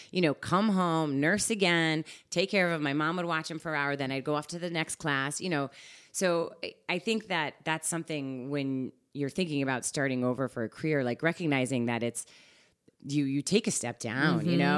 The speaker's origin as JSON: {"language": "English", "town": "Guilford", "region": "Connecticut", "country": "United States", "tie": "born or raised there", "also_born_or_lived": "Chicago / Portland, Oregon / Seattle", "moved": "as an adult", "lives_now": "Westport, United States", "said": "the East Coast is actually where I grew up. I'm from Guilford, Connecticut"}